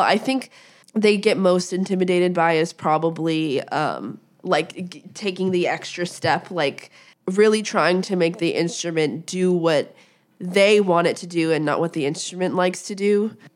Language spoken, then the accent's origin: English; Las Vegas, Nevada, United States; moved away; I grew up in Las Vegas